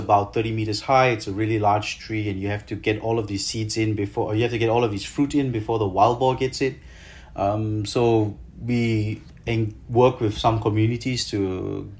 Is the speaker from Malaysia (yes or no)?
yes; Malaysia; I'm a Malaysian native. I mean, I lived here, I was born here.